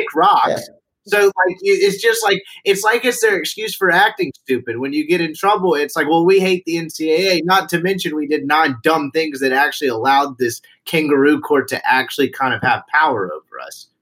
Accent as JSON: {"language": "English", "region": "Mississippi", "country": "United States", "said": "I'm from Mississippi"}